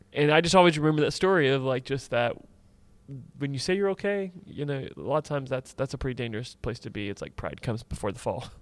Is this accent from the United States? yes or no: yes; Tampa Bay area, Florida, United States; I grew up in the Tampa Bay area